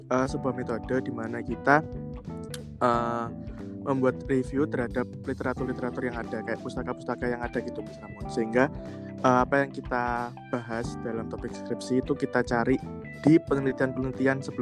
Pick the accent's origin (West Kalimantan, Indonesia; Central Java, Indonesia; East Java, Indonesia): East Java, Indonesia; Kediri; Aku berasal dari Kediri, saat ini sedang menempuh kuliah di Fakultas Farmasi Universitas Erlangga semester akhir